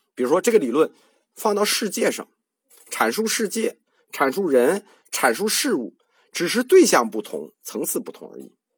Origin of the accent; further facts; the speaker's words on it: China; 我们中国人自己传的楞严